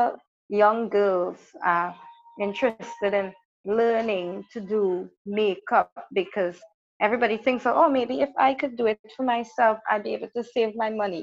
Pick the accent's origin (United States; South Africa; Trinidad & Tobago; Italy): Trinidad & Tobago; I am from Trinidad and Tobago, small island